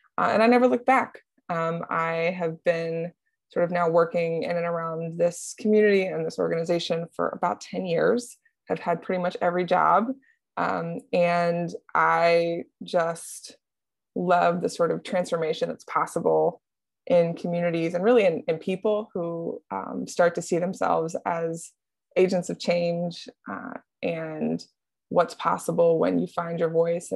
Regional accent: Columbus, Ohio, United States; I grew up in Columbus. I grew up on the east side of Columbus, an interesting part of town, over on East Fifth

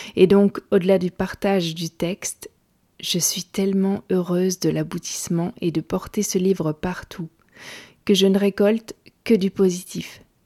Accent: Gaume, Wallonia, Belgium; chez moi en Gaume

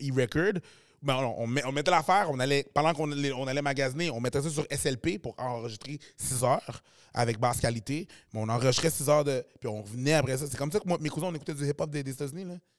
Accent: Quebec, Canada; le Québec, c'est quand même là que je suis né, puis je suis quand même québécois à la fin de la journée. Je suis québécois, je suis haïtien

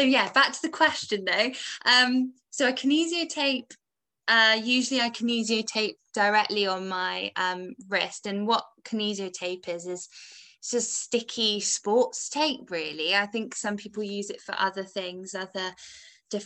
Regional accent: England, United Kingdom; moved away as an adult; now in Wales; I was born in England

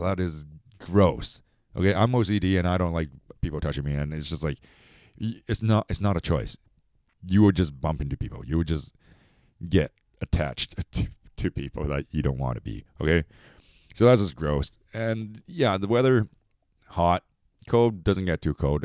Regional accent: Canada; I am Chinese. I'm Canadian, Chinese and Canadian Chinese

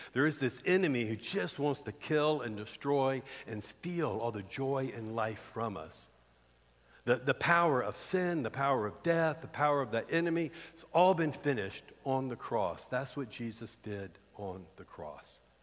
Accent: the South, United States; we grew up in the South

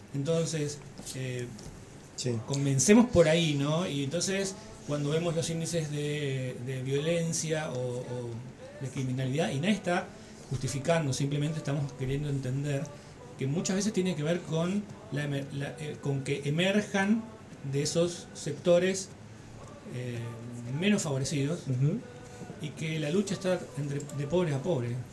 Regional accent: El Dorado, Misiones, Argentina; Yo, soy del Dorado

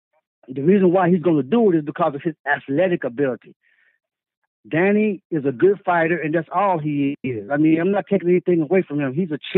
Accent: Dallas, Texas, United States; I'm from Dallas, Texas. I'm calling from Dallas right now.

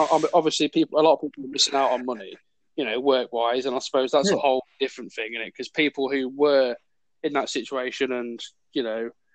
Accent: Lincolnshire, East Midlands, United Kingdom; Lincolnshire, proud

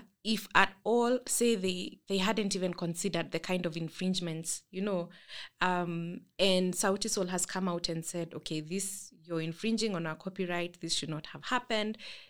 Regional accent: Kenya; That as a Kenyan, walking into a Kenyan bookstore, you're shocked.

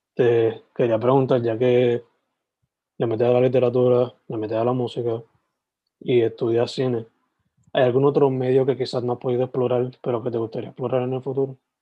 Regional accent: Sabana Grande, Puerto Rico; moved away; yo soy original de Sabana Grande, like, criado

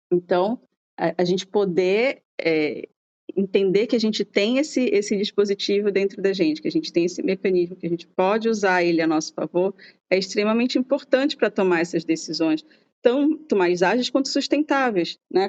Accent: Brazil; sou brasileira

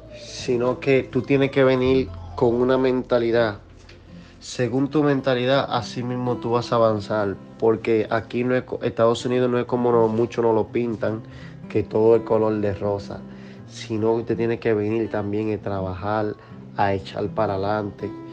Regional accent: Dominican Republic; moved away as an adult; now in United States; la comida dominicana, donde yo nací, donde yo crecí, donde yo disfruté la gran parte de mi juventud

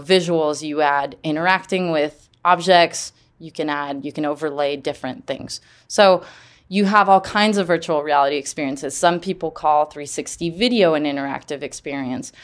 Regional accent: Geneva, Switzerland; growing up in Geneva, there's about four hundred nonprofits that are based in Geneva.

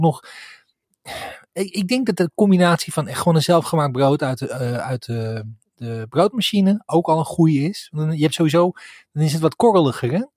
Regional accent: Sliedrecht, South Holland, Netherlands; now in Kampen, Netherlands; Ik kom uit uh-huh. Sliedrecht

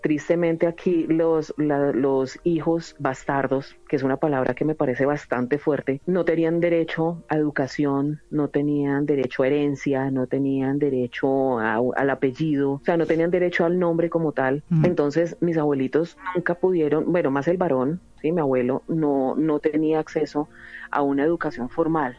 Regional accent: Colombia; now in Spain

